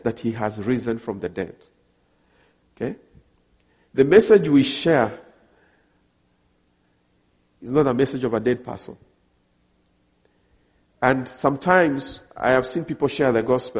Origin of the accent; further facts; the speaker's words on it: Kenya; also born or lived in Ghana; I come from Kenya, I'm married